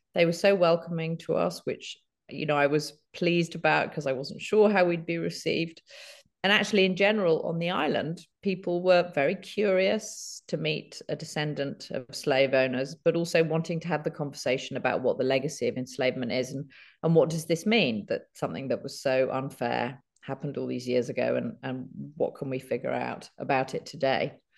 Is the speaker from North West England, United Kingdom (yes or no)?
no; London, United Kingdom; moved away as an adult; also born or lived in Bristol / Cardiff; now in United States; I was born in London